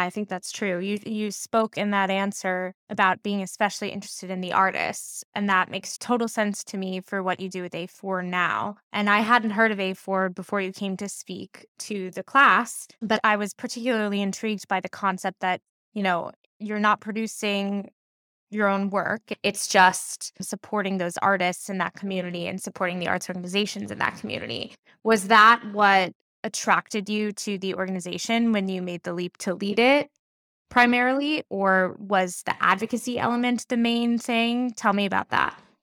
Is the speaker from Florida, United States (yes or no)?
no; New York, United States; I'm from New York